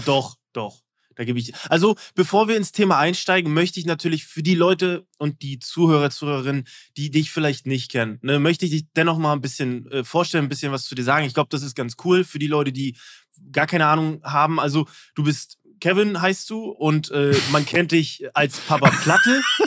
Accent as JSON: {"language": "German", "region": "East Germany", "country": "Germany", "said": "ich bin Ossi"}